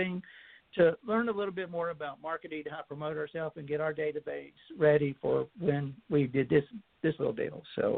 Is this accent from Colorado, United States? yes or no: no; between Charlotte and Concord, North Carolina, United States; I grew up between Charlotte and Concord, North Carolina